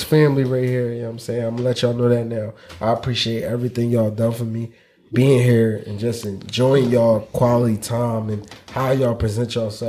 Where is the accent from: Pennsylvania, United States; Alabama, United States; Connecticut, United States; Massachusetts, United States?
Pennsylvania, United States; Philadelphia; I'm from North Philly. Like I grew up born and raised.